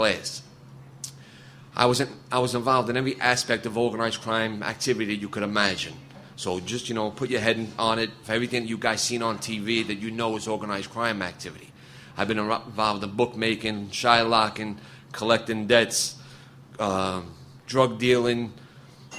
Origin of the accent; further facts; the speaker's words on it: New York City, New York, United States; I'm from Brooklyn, New York.